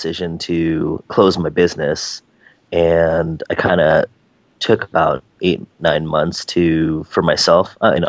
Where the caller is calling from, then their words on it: San Francisco, California, United States; Today I'm in rainy and foggy San Francisco, California.